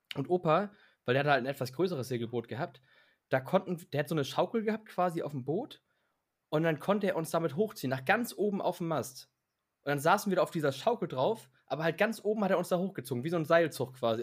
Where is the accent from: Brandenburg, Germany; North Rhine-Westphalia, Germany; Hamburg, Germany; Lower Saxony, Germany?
Hamburg, Germany; wenn du Richtung Elbe rausfährst bei uns in Hamburg